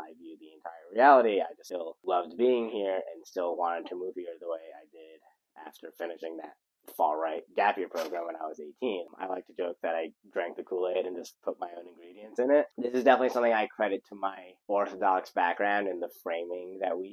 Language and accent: English; United States; this American guy who was just there to study for the year